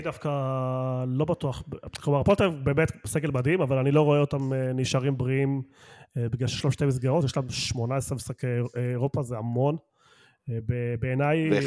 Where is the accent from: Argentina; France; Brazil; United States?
Argentina; now in Israel; אני ארגנטינאי